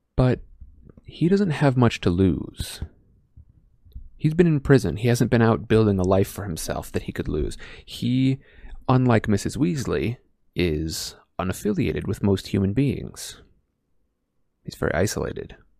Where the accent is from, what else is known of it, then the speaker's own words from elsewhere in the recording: Iowa, United States; now in California, United States; I'm in California now, but I was from Iowa.